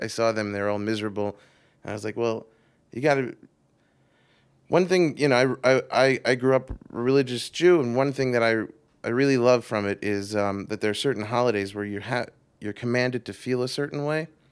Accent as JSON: {"language": "English", "region": "New York", "country": "United States", "said": "I'm from New York, originally"}